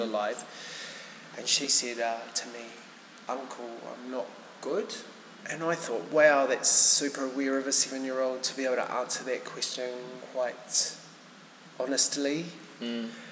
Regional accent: Whanganui, Manawatū-Whanganui, New Zealand; moved away; I hail from Wanganui originally

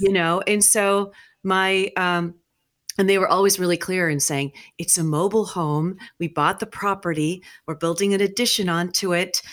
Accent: New Mexico, United States; I grew up in New Mexico

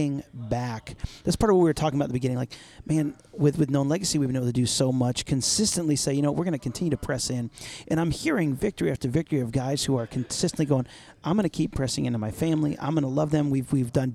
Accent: New York, United States; now in Allen, United States; I'm from New York

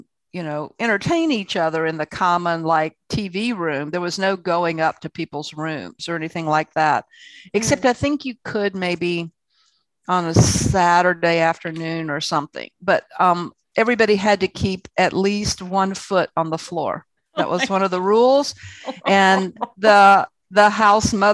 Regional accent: Columbia, South Carolina, United States; I was from Columbia, South Carolina

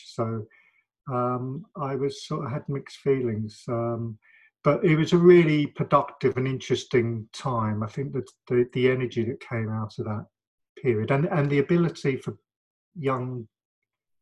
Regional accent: London, United Kingdom; also born or lived in Manchester / Spain; living in London and growing up in London

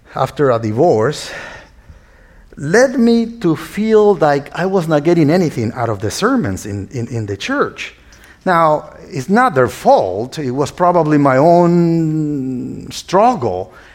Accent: northern Nicaragua, Nicaragua; English is a second language; now in United States; As you can hear my accent, I was not born here in the States, but I was born in a small uh, town in northern Nicaragua, which is Central America.

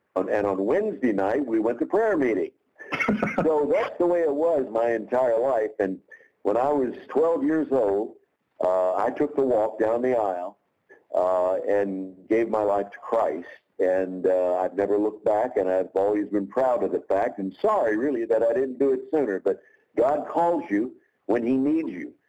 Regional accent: Jackson, Tennessee, United States; the local 250 watt radio station in my hometown of Jackson, Tennessee

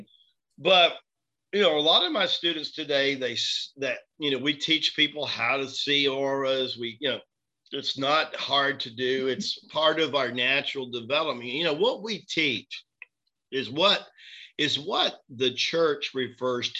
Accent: Tennessee, United States; moved away; also born or lived in Florida / Manhattan; I'm this kid from Tennessee, right? That's been several years in Florida

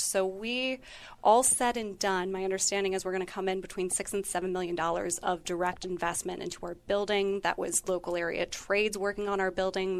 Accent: Northeast Ohio, United States; moved away; I'm originally from Northeast Ohio

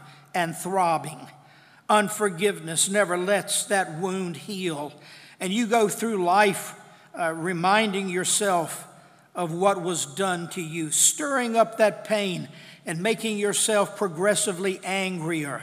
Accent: Madison Heights, United States; I was raised over in Reichard Road

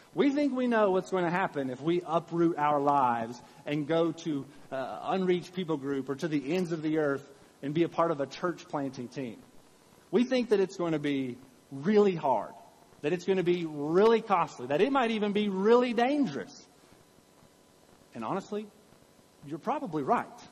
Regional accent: Richmond, Kentucky, United States; I'm from Richmond, Kentucky, not from Richmond, Virginia

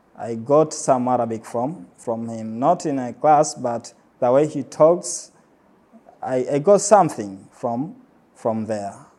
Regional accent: Pemba, Zanzibar, Tanzania; I was born in Pemba and I grew up most of my time here in Pemba.

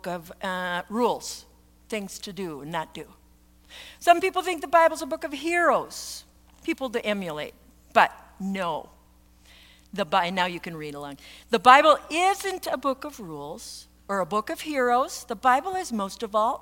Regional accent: Minnesota, United States; I'm from Minnesota

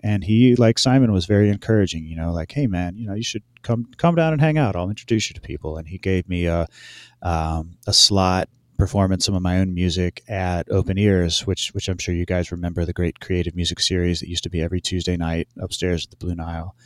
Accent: Hendersonville, North Carolina, United States; moved away as an adult; also born or lived in Louisiana; where I grew up in North Carolina

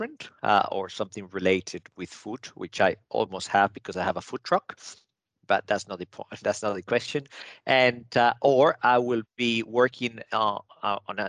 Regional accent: Venezuela; also born or lived in Italy (ancestry); now in Australia; I was born in Venezuela, but my parents are Italians.

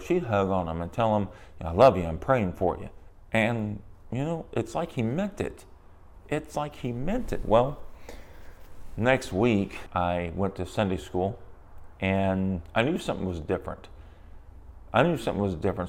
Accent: San Antonio, Texas, United States; I grew up in San Antonio, Texas, in a broken home

